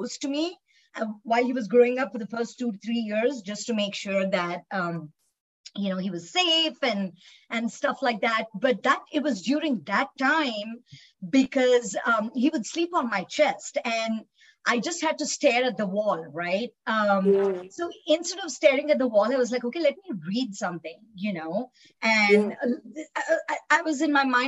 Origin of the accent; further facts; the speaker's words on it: Hyderabad, Telangana, India; moved away as an adult; I actually was born and raised in India, Hyderabad